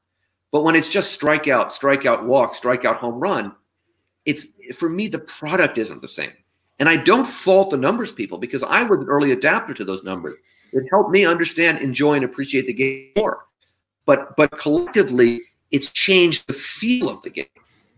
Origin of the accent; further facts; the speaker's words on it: San Francisco, California, United States; now in New York City, United States; although I was born here in New York City, I grew up in San Francisco.